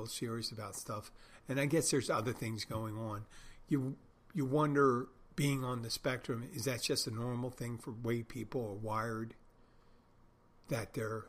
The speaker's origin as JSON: {"language": "English", "town": "Philadelphia", "region": "Pennsylvania", "country": "United States", "moved": "yes", "lives_now": "Key Largo, United States", "said": "I'm from Philadelphia"}